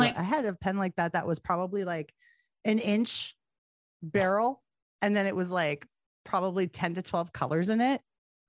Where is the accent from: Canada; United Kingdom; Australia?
Canada; we're both from Canada